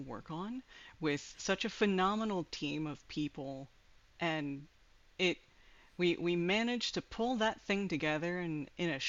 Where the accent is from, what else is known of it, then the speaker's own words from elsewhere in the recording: Georgia, United States; moved away; I'm originally from Georgia, so Dragon Con and Anime Week in Atlanta were my home base stomping ground.